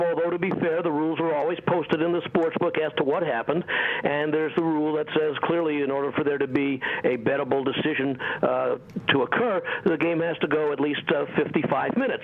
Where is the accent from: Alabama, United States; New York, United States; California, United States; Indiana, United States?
New York, United States; moved away as an adult; also born or lived in Little Rock, Arkansas; now in Las Vegas, United States; But I'm originally from New York.